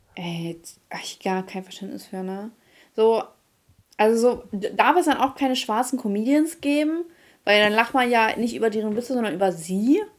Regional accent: Ukraine; moved away; ich komme aus der Ukraine

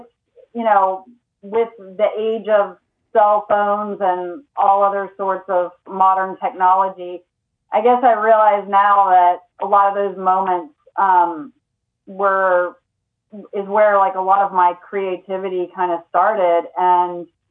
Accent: Lawrenceville, Georgia, United States; I grew up mostly in Lawrenceville, Georgia

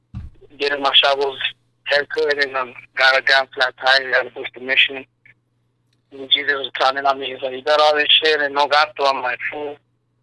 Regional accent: El Paso, Texas, United States; also born or lived in Ciudad Juárez, Mexico; I was born in Thomason Hospital, which is now UNC, I guess, El Paso, Texas. I was raised in Ciudad Juarez, El Paso. I'm from the Northeast, born and raised, like I said, Devil's Triangle, 799-24.

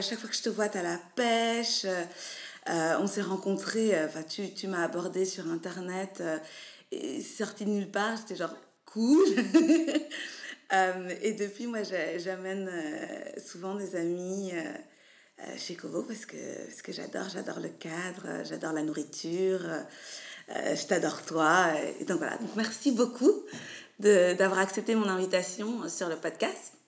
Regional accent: Belgium; Je suis belge, j'ai 32 ans

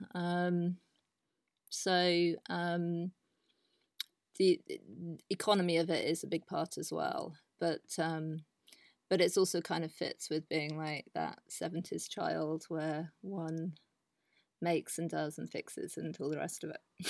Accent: south of England, United Kingdom; moved away as an adult; also born or lived in London / Amsterdam, Netherlands; now in Netherlands; I am originally from England, and, um, I had a very English, um, background growing up in the south of the country.

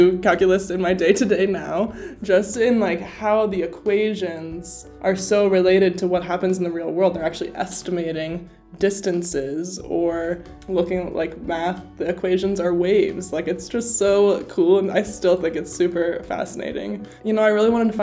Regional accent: Cincinnati, Ohio, United States; moved away; I grew up in Cincinnati, Ohio, and my whole family still lives there.

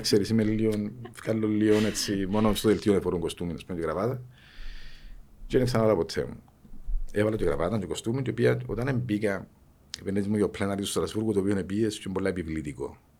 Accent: Cyprus; also born or lived in Thessaloniki, Greece; τον τόπο μου, για την Κύπρο, που είναι μικρό τόπο

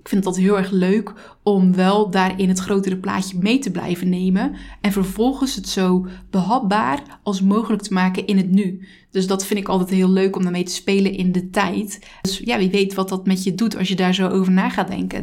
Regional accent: Zeelandic Flanders, Netherlands; Ik kom uit Zeeland, uit Zeeuws-Vlaanderen

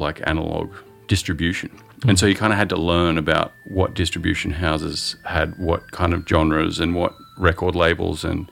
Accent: Byron Bay, New South Wales, Australia; moved away; also born or lived in San Francisco / Sydney; I grew up for most of my life in Byron Bay, this tiny little kind of surf town

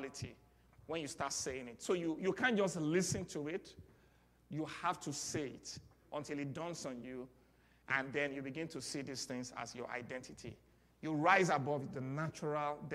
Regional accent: Nigeria; accent: Nigerian; moved away; I'm speaking my Nigerian accent because that's where I'm from

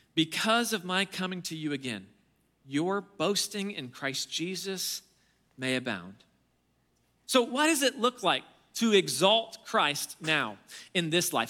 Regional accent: Alaska, United States; I grew up in Alaska.

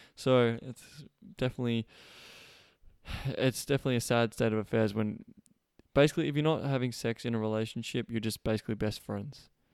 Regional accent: Australia; moved away; coming all the way from Australia, my home country.

